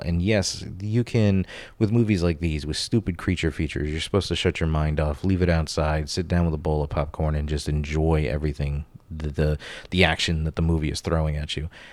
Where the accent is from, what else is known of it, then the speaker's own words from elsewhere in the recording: Florida, United States; Growing up in Florida